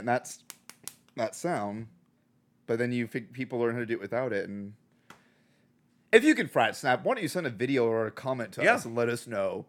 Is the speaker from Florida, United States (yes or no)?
no; Georgia, United States; where I grew up in Georgia